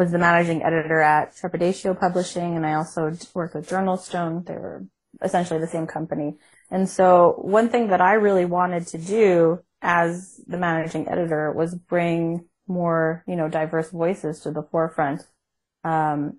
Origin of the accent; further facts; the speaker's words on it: Canada; I'm Canadian